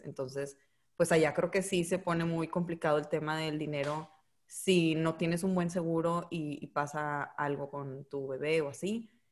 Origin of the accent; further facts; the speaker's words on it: United States; Brenda y yo también nacimos en Estados Unidos